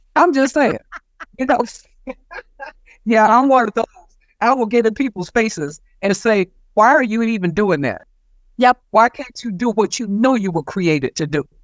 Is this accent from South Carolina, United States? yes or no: yes; South Carolina, United States; moved away; when I was a child growing up in South Carolina